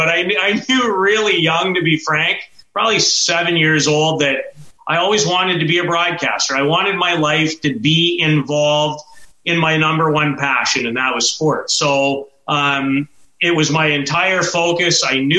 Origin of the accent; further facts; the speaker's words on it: Saskatoon, Saskatchewan, Canada; Growing up in Saskatoon